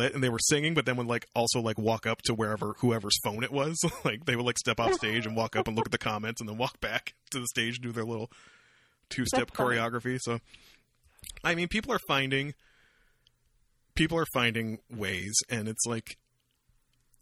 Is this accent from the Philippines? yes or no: no; Canada; I'm Canadian